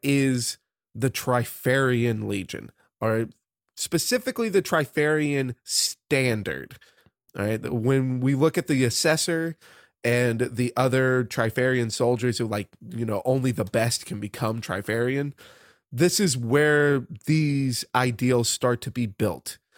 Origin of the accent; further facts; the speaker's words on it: United States; growing up in the United States of America